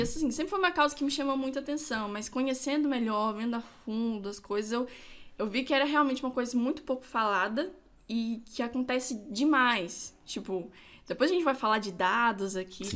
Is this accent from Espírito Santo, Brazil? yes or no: yes; São Gabriel da Palha, Espírito Santo, Brazil; Eu nasci aqui em São Gabriel mesmo, sou capixaba da gema, gabrielense